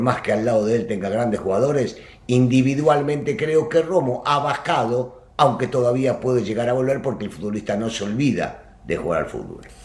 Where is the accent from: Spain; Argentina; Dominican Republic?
Argentina; soy americanista y argentino